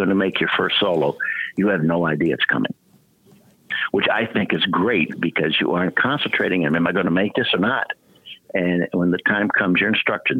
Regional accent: Albany, New York, United States; We grew up in the Albany area. My family moved here, I believe, in the early 50s

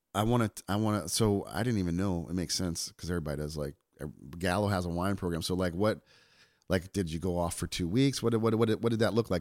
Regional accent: New Jersey, United States; I'm from New Jersey

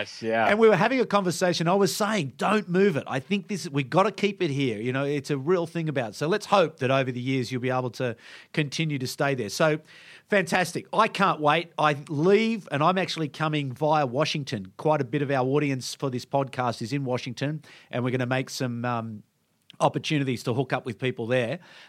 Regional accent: Canberra, Australian Capital Territory, Australia; I come from Canberra, so people sort of think the same thing about Canberra.

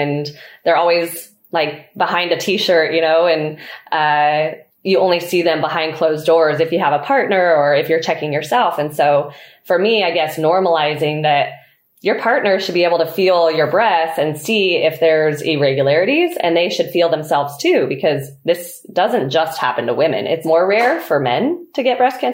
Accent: Truckee, California, United States; also born or lived in Mammoth Lakes, California; So I grew up in Truckee, California, and I was born and raised there

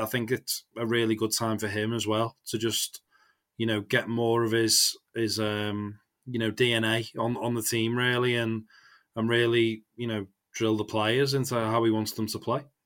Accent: England, United Kingdom; as an Englishman

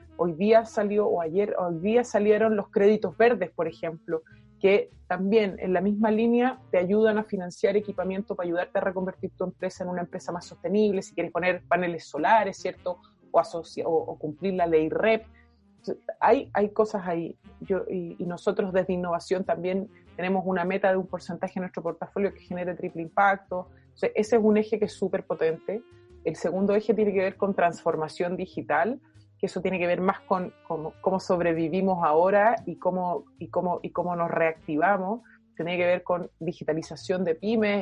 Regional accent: Chile; nosotros hoy día como chilenos

